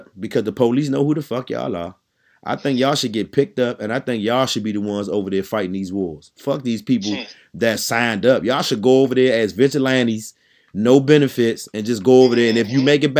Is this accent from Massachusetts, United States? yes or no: no; Washington, District of Columbia, United States; I came from Southeast DC